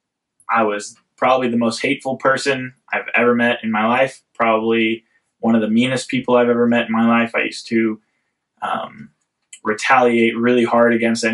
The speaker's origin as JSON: {"language": "English", "region": "Central California", "country": "United States", "tie": "born or raised there", "said": "I grew up in Central California."}